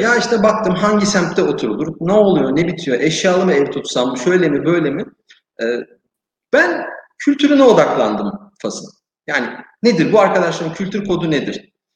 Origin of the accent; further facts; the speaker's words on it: Turkey; moved away as an adult; now in Morocco; bir Türk olarak e, cebinde Türk pasaportuyla gezen ve Türk firmasını temsil eden birisi olarak